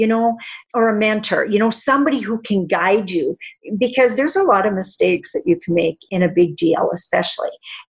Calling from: Regina, Saskatchewan, Canada; I am in Regina, Saskatchewan, which is central Canada.

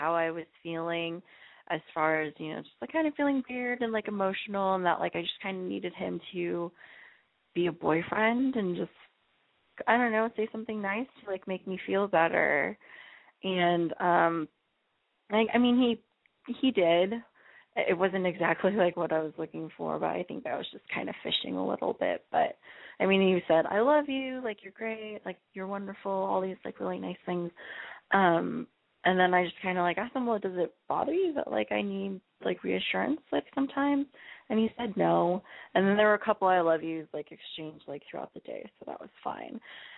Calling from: Los Angeles, California, United States; I'm calling from L.A., and I'm 27.

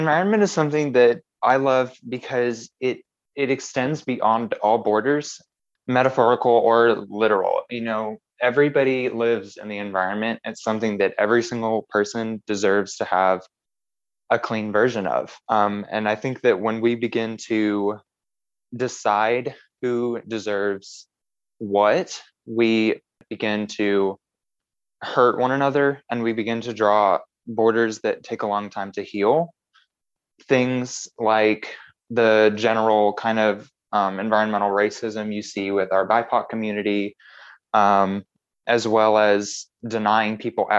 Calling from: Rogers, Arkansas, United States; I am in Rogers, Arkansas.

